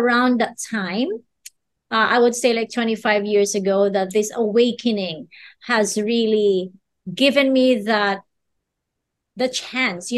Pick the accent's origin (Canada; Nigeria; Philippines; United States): Philippines; as a Filipino